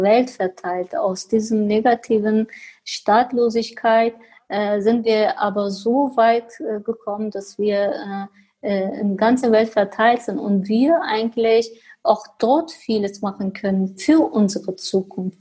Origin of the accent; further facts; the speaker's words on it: Germany; also born or lived in Cizre, Turkey; Ich bin auch hier aufgewachsen äh, aber äh, mein Herz schlägt für meinem äh, Land, für meine Heimat